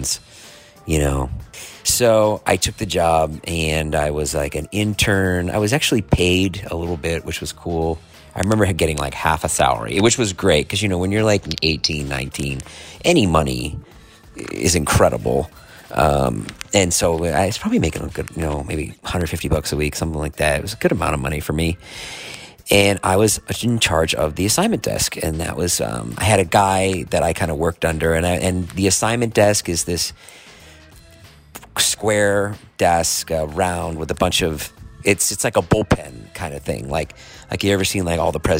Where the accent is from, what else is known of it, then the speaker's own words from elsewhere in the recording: Boston, Massachusetts, United States; I grew up in Boston